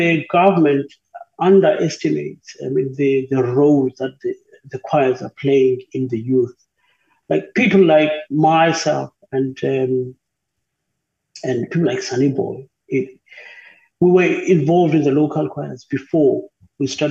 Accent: South Africa; we don't have a lot of work in South Africa when it comes to opera.

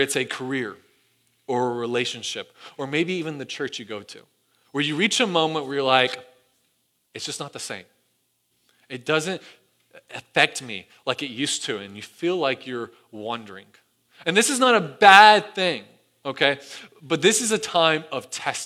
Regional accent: Sevierville, Tennessee, United States; moved away; I grew up in the Smoky Mountains and Sevierville, Gallenberg, Pigeon Forge

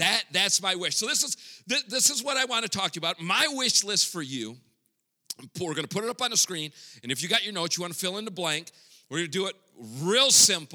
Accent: Grand Rapids, Michigan, United States; first language English; moved away as an adult; now in Mexico; Born and raised in Grand Rapids, Michigan

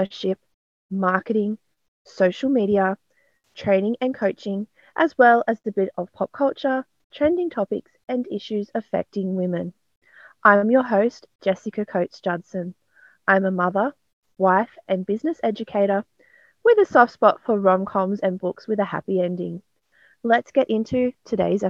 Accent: Newcastle, New South Wales, Australia; now in Hawkesbury, Australia; I'm from Newcastle in New South Wales, but I'm currently based in the Hawkesbury area of Western Sydney.

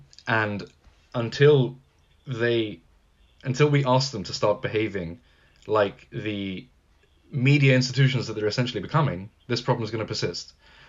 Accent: Gibraltar; Yeah, we're a British overseas territory. We're literally at the southern tip of Europe. I can literally look out the window and see Spain right from my house.

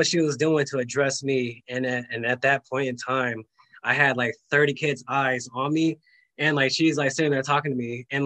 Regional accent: California, United States; I grew up in California, grew up like the normal life

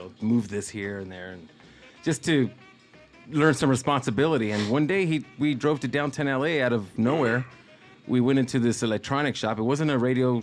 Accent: Los Angeles, California, United States; born and raised in El Sereno

